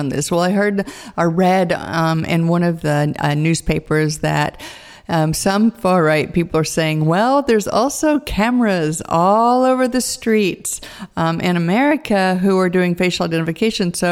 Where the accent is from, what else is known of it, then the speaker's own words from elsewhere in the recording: United States; as an American